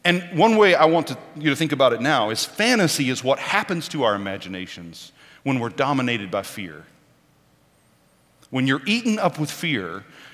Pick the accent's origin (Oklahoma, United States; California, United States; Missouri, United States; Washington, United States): Oklahoma, United States; moved away; I was born and raised in Oklahoma